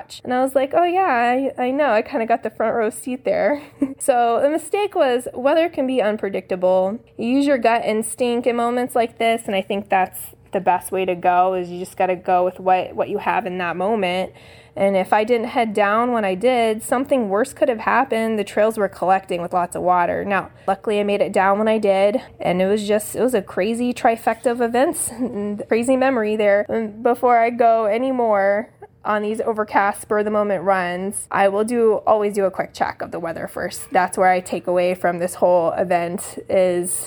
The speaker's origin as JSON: {"language": "English", "region": "Florida", "country": "United States", "moved": "yes", "lives_now": "Phoenix, United States", "said": "I'm originally from Florida"}